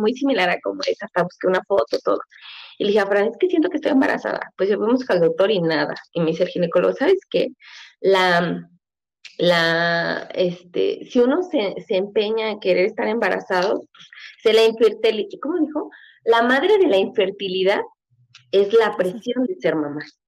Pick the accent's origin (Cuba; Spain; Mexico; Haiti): Mexico; Mexico City; also born or lived in Michoacán; yo nací en la Ciudad de México